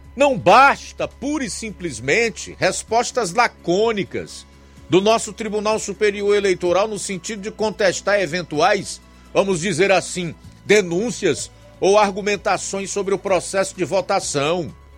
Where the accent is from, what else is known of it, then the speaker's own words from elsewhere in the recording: Brazil; somos brasileiros